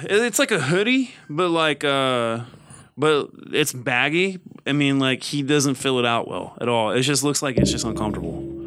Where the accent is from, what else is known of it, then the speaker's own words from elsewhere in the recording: the South, United States; I grew up in the South